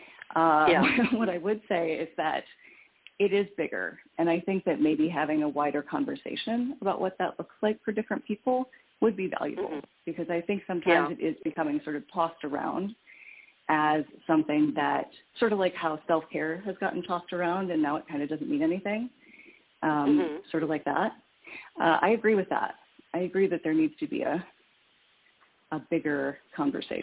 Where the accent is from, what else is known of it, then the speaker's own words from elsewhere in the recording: Midwest, United States; I grew up in the Midwest